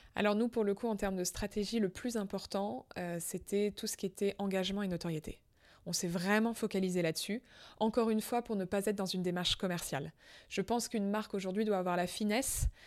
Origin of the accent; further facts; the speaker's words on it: France; je suis française